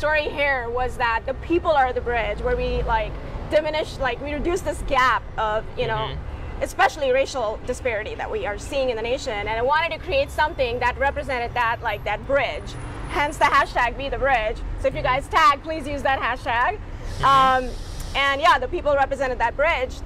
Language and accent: English; India; moved away; I am Indian. I'm from Asia. I'm an Asian Indian. And growing up brown, even in my culture, I was darker skinned